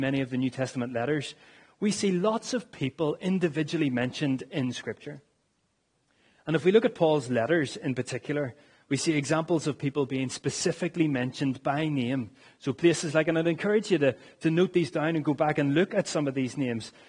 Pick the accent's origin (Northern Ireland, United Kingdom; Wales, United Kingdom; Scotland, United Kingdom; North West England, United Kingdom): Northern Ireland, United Kingdom; as Northern Irish people